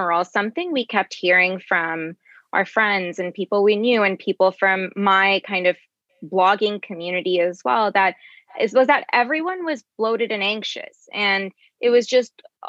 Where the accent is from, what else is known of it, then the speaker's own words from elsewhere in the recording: Bangladesh; moved away; I'm from Bangladesh originally